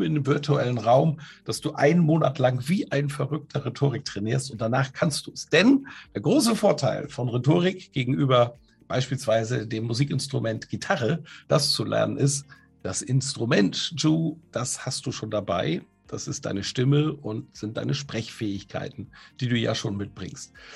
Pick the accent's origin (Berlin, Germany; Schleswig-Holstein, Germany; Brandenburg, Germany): Schleswig-Holstein, Germany; a village in Plön district near Kiel; Also ich bin in einem Dorf groß geworden in Schleswig-Holstein in der Nähe von Kiel. Das ist der Kreis Plön an der Ostsee